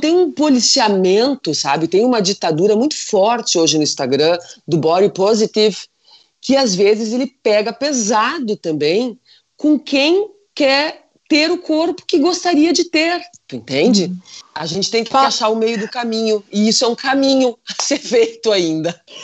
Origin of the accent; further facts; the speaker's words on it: Rio Grande do Sul, Brazil; aqui no Rio Grande do Sul, que nós somos italianos, alemães, polacos